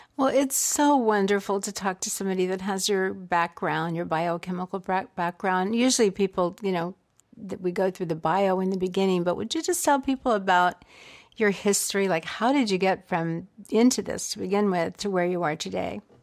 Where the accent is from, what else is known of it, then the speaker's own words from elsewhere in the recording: the American South, United States; I grew up in the South